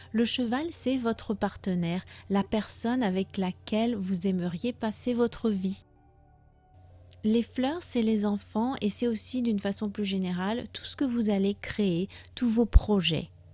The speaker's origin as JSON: {"language": "French", "country": "France", "said": "je suis française"}